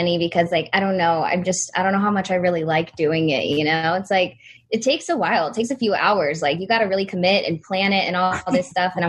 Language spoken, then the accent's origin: English; Texas, United States